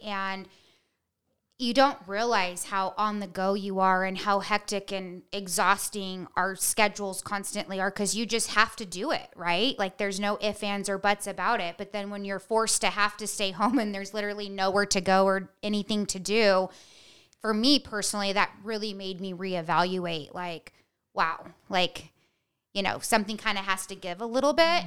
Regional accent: Bishop, California, United States; I grew up in Bishop, California, like, up by Mammoth

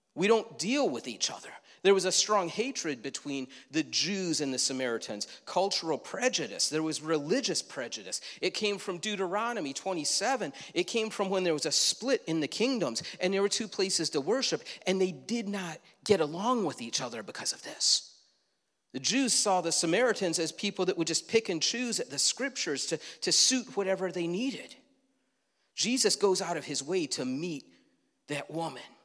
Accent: Leroy, United States; Growing up in Leroy, many yards had these hay bales with a bullseye

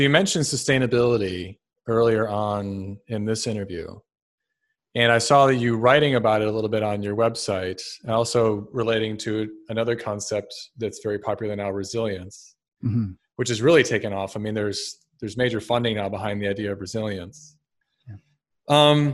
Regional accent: Rochester, New York, United States; So I grew up in Rochester. So I think Guelph is not that far from Rochester.

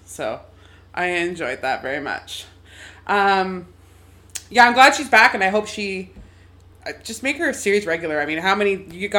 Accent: Canada; As a Canadian

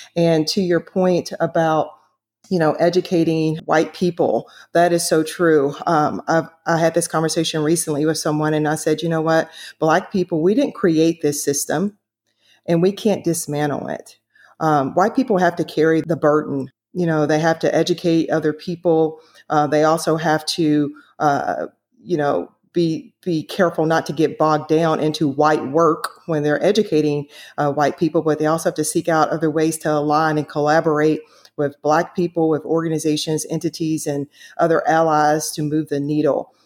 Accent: the South, United States; growing up in the South

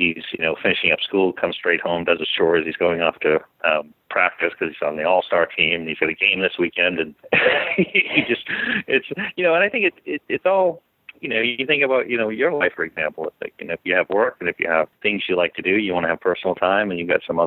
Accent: Maine, United States; now in San Diego, United States; I grew up in Maine

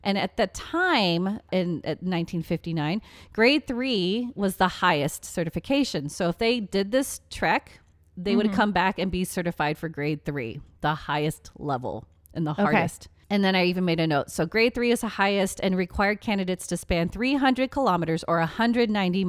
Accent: England, United Kingdom; We're very English. We're very sorry.

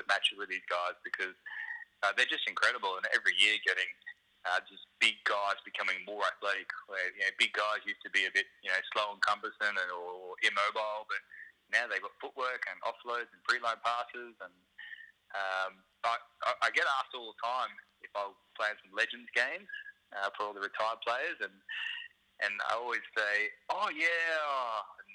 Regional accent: Brisbane, Queensland, Australia; moved away as an adult; also born or lived in Sydney / Canberra; I grew up in Brisbane

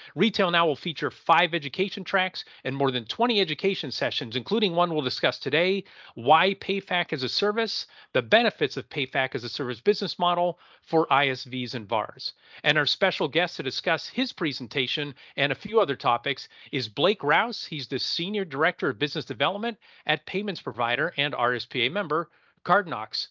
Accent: Pennsylvania, United States; I'm from Pennsylvania

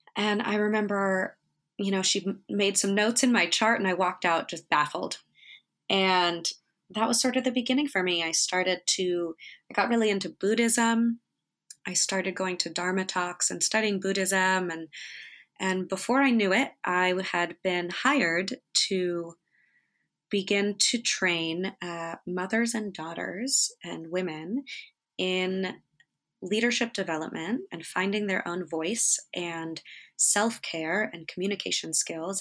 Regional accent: Northern California, United States; I grew up in Northern California

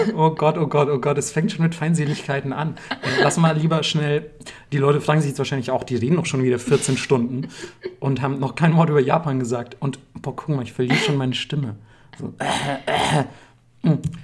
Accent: Bavaria, Germany; ich komme aus Bayern

